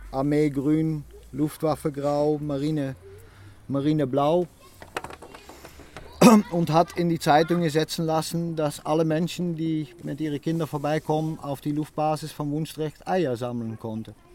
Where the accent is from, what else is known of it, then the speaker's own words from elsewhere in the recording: Netherlands; German is a second language; wir kommen auch aus den Niederlanden.